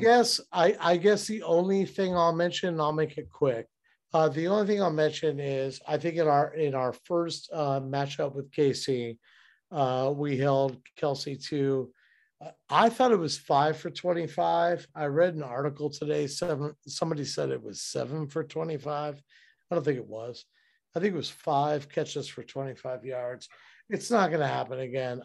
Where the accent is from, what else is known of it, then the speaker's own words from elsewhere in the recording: Cincinnati, Ohio, United States; I'm from Cincinnati.